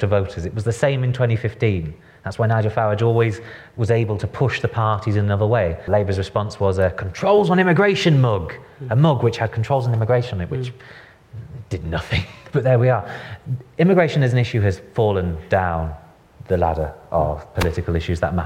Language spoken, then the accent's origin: English; the North, England, United Kingdom; now in London, United Kingdom; I'm from the North.